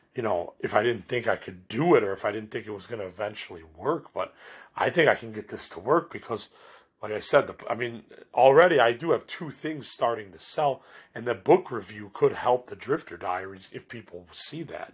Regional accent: Chicago, Illinois, United States; I'm from Chicago

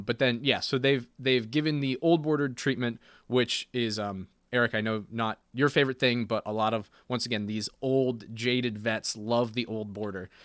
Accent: United States

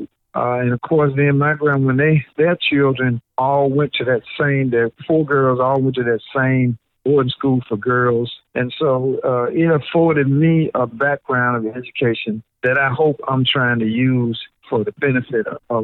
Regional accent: Memphis, Tennessee, United States; I'm from Memphis, Tennessee. My high school was Melrose.

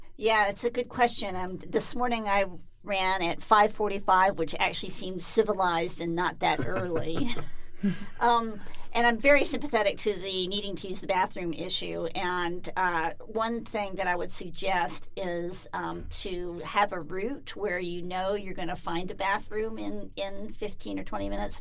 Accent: Atlanta, Georgia, United States; I grew up in Atlanta, Georgia, and it's hot and humid pretty much from March to November

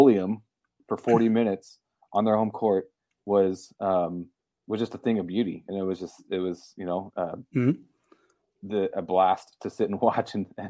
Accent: Omaha, Nebraska, United States; now in Lincoln, United States; As a fan living in the state of Nebraska, I live in Lincoln, not Omaha. But I'm from Omaha

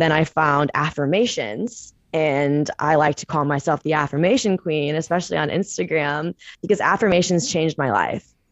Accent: St. Louis, Missouri, United States; moved away as an adult; now in San Francisco, United States; I am originally from Saint Louis, Missouri, and I moved out to San Francisco, California about two, three years ago

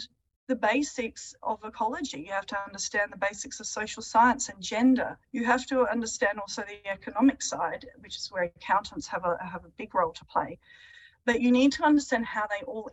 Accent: Adelaide Hills, South Australia, Australia; I grew up in the Adelaide Hills

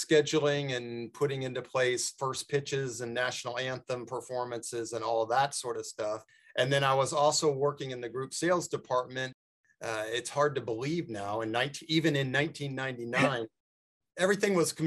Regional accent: Tulsa, Oklahoma, United States; now in Kansas City, United States; I did not grow up in Kansas City. I grew up in Tulsa, Oklahoma

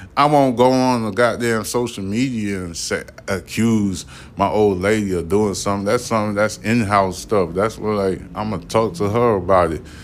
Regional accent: New York City, New York, United States; I'm from Brooklyn. I was born in Brooklyn.

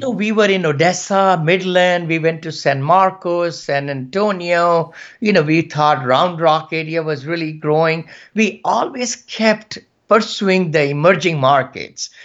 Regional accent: India; moved away as an adult; also born or lived in Gaithersburg, Maryland; now in United States; from India, and I came about 40 years back at with $7

